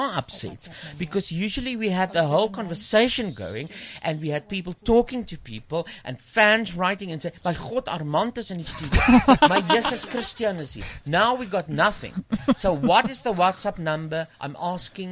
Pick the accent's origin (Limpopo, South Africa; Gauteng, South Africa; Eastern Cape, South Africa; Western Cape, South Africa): Gauteng, South Africa; Pretoria; now in Johannesburg, South Africa; I was born in Pretoria, so okay. I know Pretoria very well.